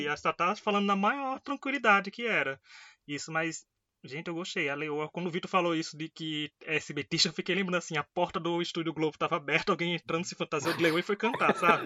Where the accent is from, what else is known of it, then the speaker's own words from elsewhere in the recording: Northeast Region, Brazil; eu que sou aqui do Nordeste